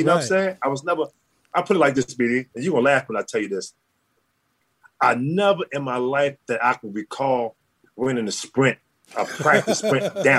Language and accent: English; Baltimore, Maryland, United States; Man, I couldn't play football. I was too slow to play football. we didn't have too many baseball fields in Baltimore where I could play baseball.